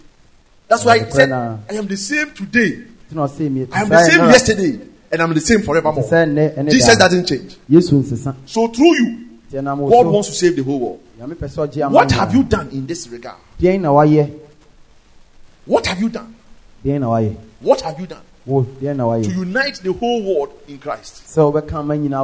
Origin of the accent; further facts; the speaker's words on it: Ejisu, Ashanti, Ghana; In my hometown, Ejoso